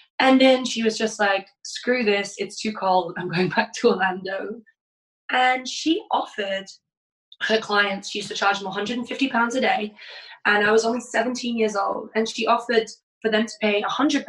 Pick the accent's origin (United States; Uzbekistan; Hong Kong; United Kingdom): United Kingdom; England; moved away; I grew up in a town, it's a seaside town.